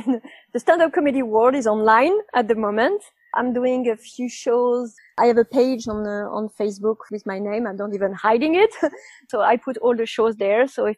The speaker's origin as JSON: {"language": "English", "town": "Nice", "region": "Provence-Alpes-Côte d'Azur", "country": "France", "tie": "born or raised there", "also_born_or_lived": "London", "second_language": "English", "said": "Yeah, I just moved back to Nice, which is my hometown. And I calculated that I moved in the last 20 years, I moved 20 times. I cheated a bit because I moved something like 10 times in London in 4 years."}